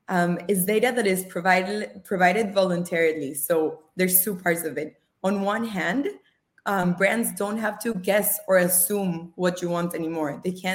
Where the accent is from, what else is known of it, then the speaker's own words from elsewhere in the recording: Costa Rica; English is a second language; also born or lived in Australia / Israel; now in United States; So I am originally from Costa Rica, you remember, right? I've lived throughout my life in different countries, more than 5, including Australia, Israel.